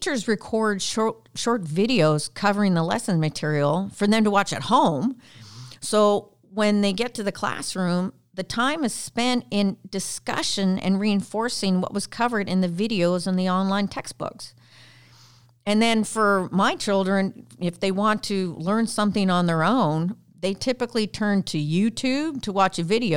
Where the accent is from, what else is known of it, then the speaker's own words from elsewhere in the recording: Canada; accent: Canadian; I'm Canadian